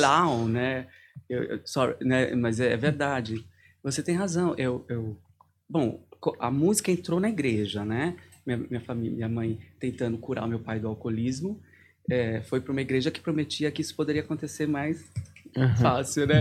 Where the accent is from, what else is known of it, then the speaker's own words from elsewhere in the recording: Santo André, São Paulo, Brazil; moved away as an adult; now in Lübeck, Germany; Eu sou de Santo André, uhum. Parque Novo Oratório, São Camilo